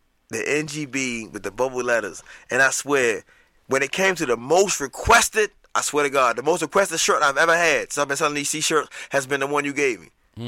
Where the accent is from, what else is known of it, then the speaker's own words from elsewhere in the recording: Georgia, United States; born there; I was born in Georgia, in fact.